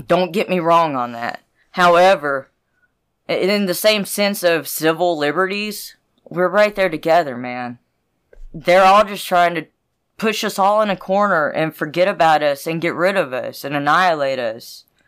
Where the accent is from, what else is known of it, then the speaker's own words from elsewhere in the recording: the South, United States; I grew up in the South